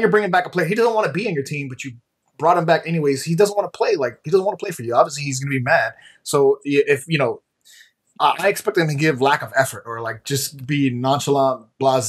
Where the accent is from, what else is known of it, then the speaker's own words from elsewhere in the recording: Miami, Florida, United States; I'm a Miami kid. I grew up in Miami.